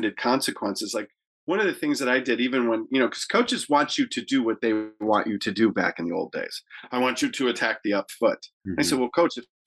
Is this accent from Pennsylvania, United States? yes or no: no; Detroit, Michigan, United States; growing up in Detroit